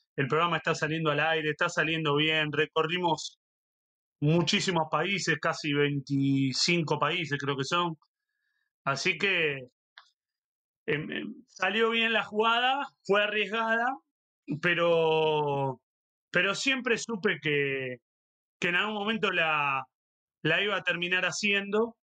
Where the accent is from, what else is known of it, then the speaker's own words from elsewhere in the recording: Avellaneda, Buenos Aires Province, Argentina; Horacio es de Avellaneda, porque somos del mismo barrio